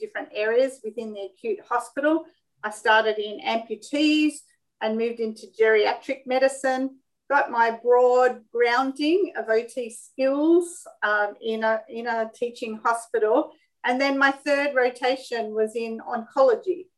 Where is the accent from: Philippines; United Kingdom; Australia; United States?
Australia; Sydney, New South Wales; I'm born and bred in Sydney, Australia